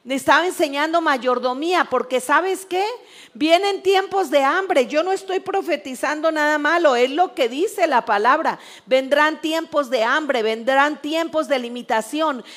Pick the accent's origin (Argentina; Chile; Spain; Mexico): Mexico; Algo que tenemos que aprender como país mexicano